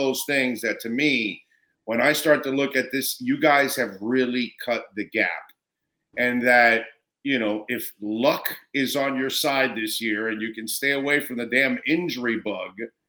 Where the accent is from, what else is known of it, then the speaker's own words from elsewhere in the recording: South Florida, United States; I'm born and raised in South Florida. So as a South Florida lifelong resident